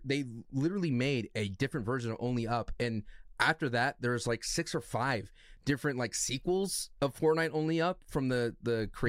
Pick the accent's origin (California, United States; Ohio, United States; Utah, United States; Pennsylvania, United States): California, United States; Hey, I'm from California, bro.